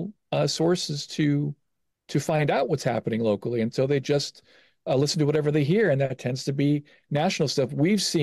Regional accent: Gary, Indiana, United States; now in Bloomington, United States; I was born in Gary, but since 1986, I've lived in Bloomington

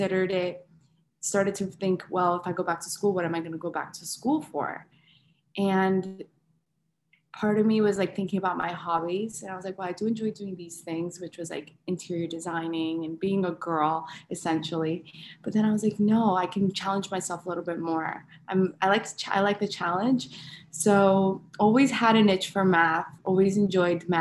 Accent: West Palm Beach, Florida, United States; moved away as an adult; now in Orlando, United States; my hometown, which is West Palm Beach, Florida

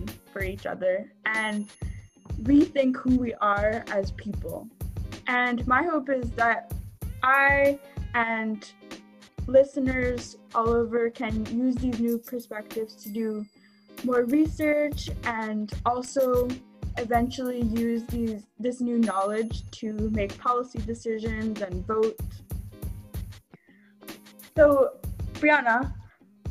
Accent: San Diego, California, United States; I grew up pretty sheltered in San Diego, California

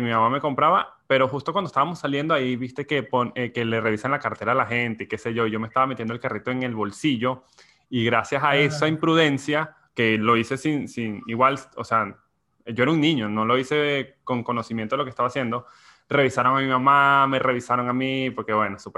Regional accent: Barquisimeto, Lara, Venezuela; now in Argentina; yo viví fue en Caudare, pero para ahorrar rápido digo, ¿sabes? De Barquisimeto.

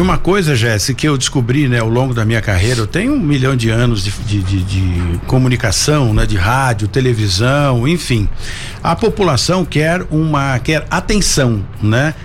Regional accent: São José dos Campos, São Paulo, Brazil; sou nascido e criado em São José dos Campos

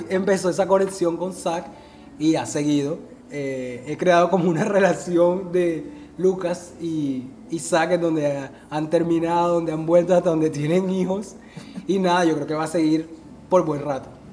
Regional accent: Barranquilla, Atlántico, Colombia; algo que es de aquí, donde yo vivo, donde yo estoy, donde yo nací

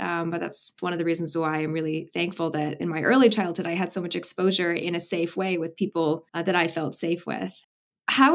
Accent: Miami, Florida, United States; moved away; I spent my early childhood in Miami, Florida, and the Miami that I know is all the lizards and the trees, and it's the neotropics.

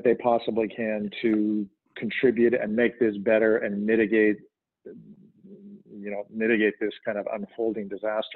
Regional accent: Canada; now in United States; I'm Canadian and became a dual citizen

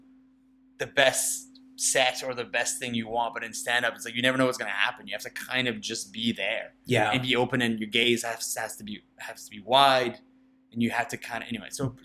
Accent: Nova Scotia, Canada; I'm from Nova Scotia.

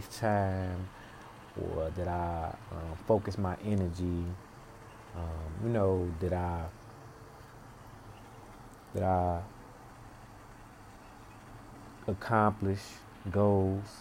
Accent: Chicago, Illinois, United States; I'm born and raised in Chicago on the South Side, Inglewood, 63rd, and Damon, that area

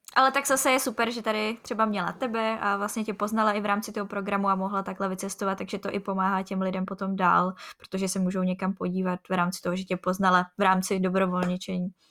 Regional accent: Czechia; also born or lived in Ostrava; my z Česka

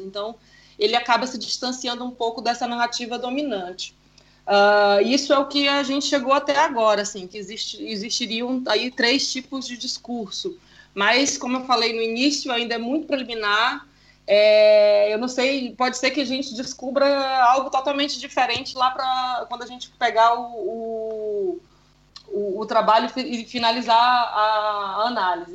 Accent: Amazonas, Brazil

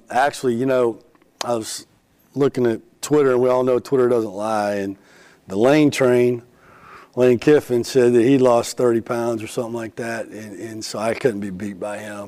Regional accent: Iowa, United States; I'm from Iowa

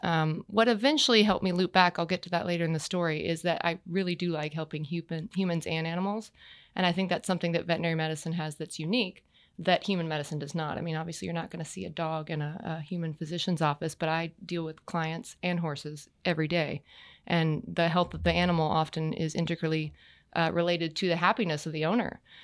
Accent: Texas, United States; moved away as an adult; now in Wellington, Florida, United States; I grew up in Texas

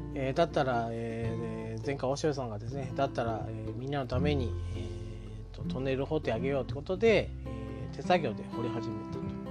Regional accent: Yabakei, Oita, Japan; 僕の実家がある矢場家

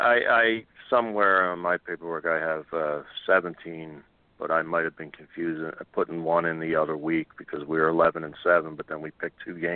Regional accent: Philadelphia, Pennsylvania, United States; they are in my hometown, Temple

